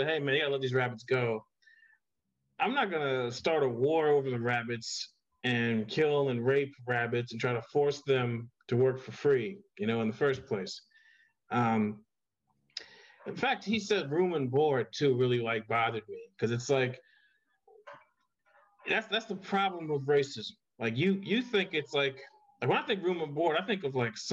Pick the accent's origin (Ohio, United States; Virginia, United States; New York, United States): Ohio, United States; Miamisburg; I always tell everyone I'm from Dayton, Ohio, but I'm actually from Miamisburg, Ohio, which is right outside of Dayton